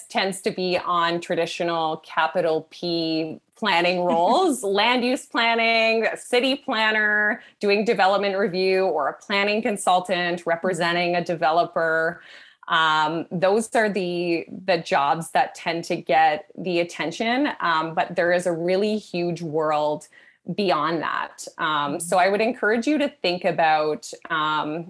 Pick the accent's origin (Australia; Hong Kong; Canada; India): Canada; I'm Canadian